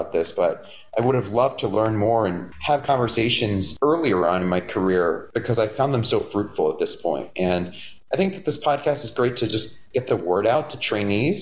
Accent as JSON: {"language": "English", "town": "Scranton", "region": "Pennsylvania", "country": "United States", "also_born_or_lived": "Philadelphia", "moved": "as an adult", "lives_now": "New York City, United States", "said": "I'm originally from Scranton, Pennsylvania"}